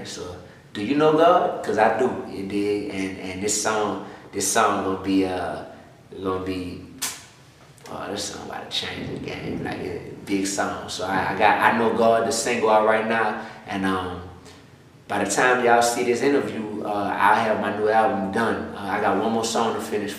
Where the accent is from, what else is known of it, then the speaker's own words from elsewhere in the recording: New Orleans, Louisiana, United States; I'm born and raised in New Orleans East, right there, whole life